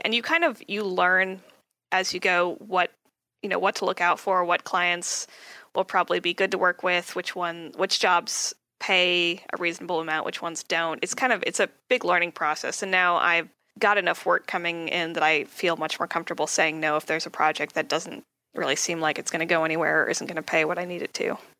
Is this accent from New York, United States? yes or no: no; Southern California, United States; I'm from uh, California, Southern California. I grew up here, always lived here.